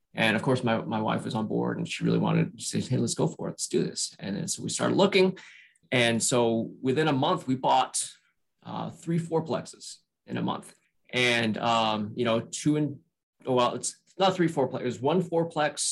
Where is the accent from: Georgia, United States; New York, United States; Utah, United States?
Utah, United States; Salt Lake City; also born or lived in San Francisco, California / Northern Virginia; now in Virginia, United States; So I was born and raised in Salt Lake City, Utah.